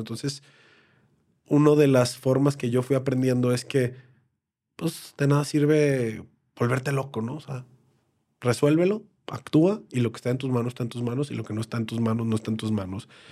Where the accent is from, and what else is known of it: Mexico